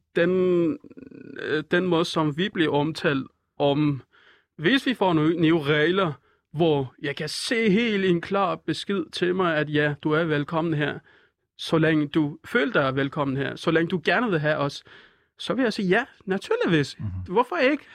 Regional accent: Iran; Danish is a second language; moved away as an adult; also born or lived in Nørrebro, Copenhagen; now in Copenhagen, Denmark; jeg er fra Iran

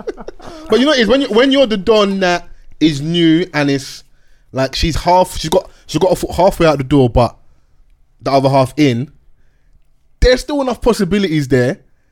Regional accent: Peckham, London, United Kingdom; I'm even from Peckham.

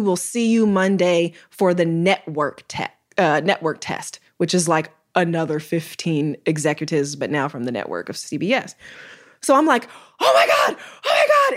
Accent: Chicago, Illinois, United States; I'm from Chicago, Illinois.

